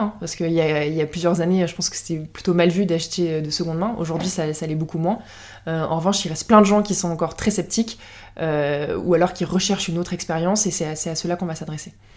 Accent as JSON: {"language": "French", "area": "Lorraine", "region": "Grand Est", "country": "France", "moved": "as an adult", "lives_now": "Paris, France", "said": "je viens de Lorraine, mais je suis à Paris depuis une bonne dizaine d'années maintenant"}